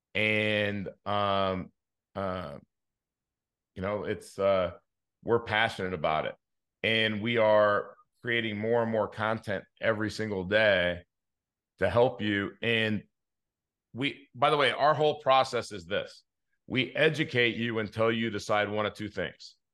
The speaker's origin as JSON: {"language": "English", "town": "Inglewood", "region": "California", "country": "United States", "tie": "born or raised there", "said": "I grew up in Inglewood"}